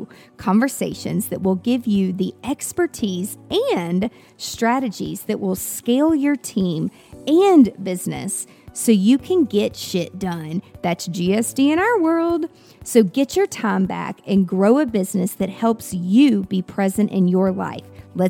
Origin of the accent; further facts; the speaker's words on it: Nashville, Tennessee, United States; I mean, I'm from Nashville, Music City, USA